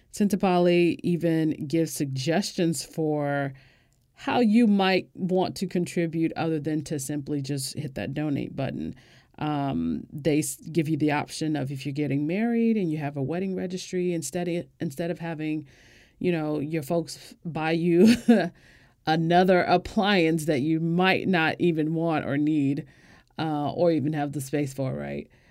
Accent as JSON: {"language": "English", "country": "United States", "said": "As an American"}